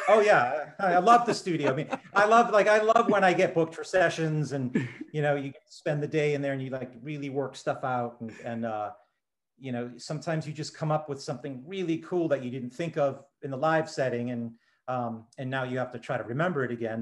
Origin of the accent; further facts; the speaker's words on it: Taunton, Massachusetts, United States; also born or lived in Fort Worth, Texas; my family they moved up uh, to the southeast part of Massachusetts when I was just a baby and I grew up uh, in the you know the Taunton Fall River area